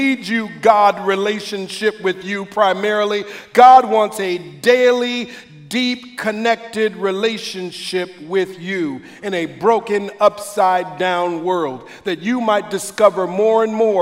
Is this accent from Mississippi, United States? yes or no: no; Minneapolis, Minnesota, United States; now in Sacramento, United States; I used to watch Emmanuel on TV growing up as a kid in the Twin Cities. I'm originally from here